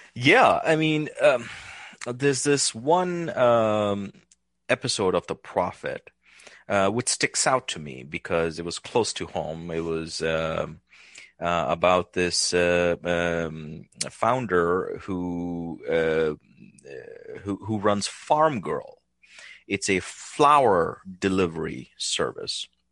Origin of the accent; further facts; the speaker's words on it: India; now in United States; growing up in India